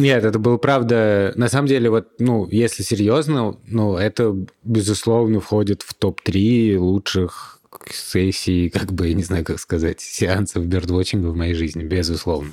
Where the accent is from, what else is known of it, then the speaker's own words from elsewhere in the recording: Russia; мы из России